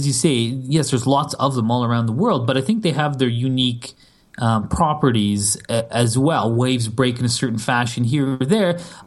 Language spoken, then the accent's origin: English; Canada; I'm Canadian